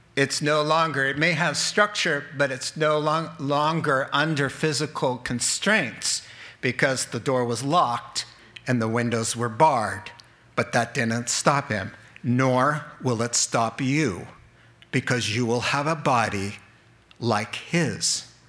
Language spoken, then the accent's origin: English; New England, United States; I'm from New England and we have troubles with the R's.